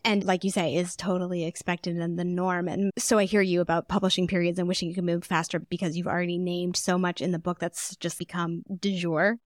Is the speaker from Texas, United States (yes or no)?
yes; Houston, Texas, United States; I grew up in Texas